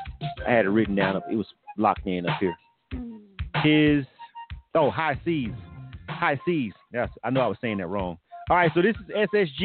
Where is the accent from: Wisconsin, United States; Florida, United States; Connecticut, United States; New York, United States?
Florida, United States; I'm from Florida